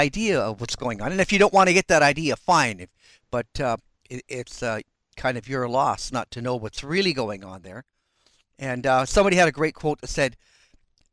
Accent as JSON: {"language": "English", "country": "Canada", "said": "being Canadian"}